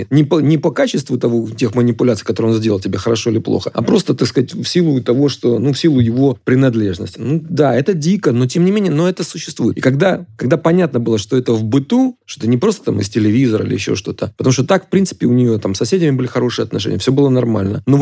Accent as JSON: {"language": "Russian", "country": "Ukraine", "said": "Ну, я, я русскоязычный украинец, если так это говорить, да. С другой стороны, я понимаю, что моя родина Украина, а отечество Россия."}